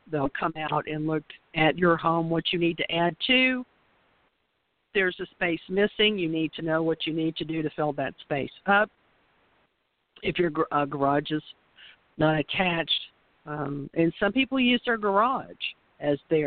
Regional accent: the South, United States; we were raised in the South, so we are roll tide roll

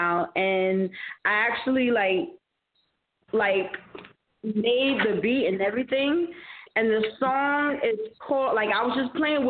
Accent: New York, United States; I'm a New Yorker

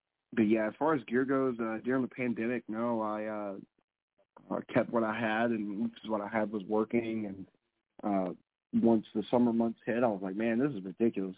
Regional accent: the South, United States; I'm from the South

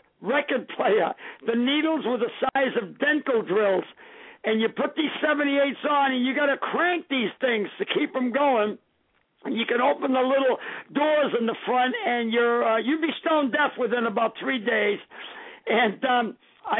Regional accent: Lynn, Massachusetts, United States; Growing up in Lynn, my brother was an Air Force pilot

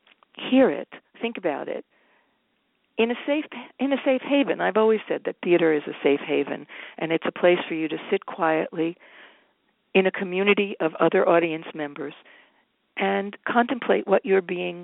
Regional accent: New Jersey, United States; now in New York, United States; I was born and raised in New Jersey

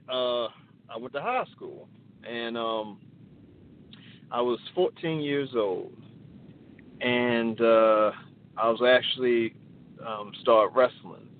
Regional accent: Baltimore, Maryland, United States; Uh, I live in um, I'm from Baltimore, Maryland

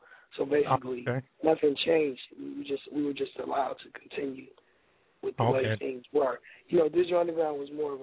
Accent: Oakland, California, United States; accent: West Coast; I'm from Oakland. We had the same accent or whatever

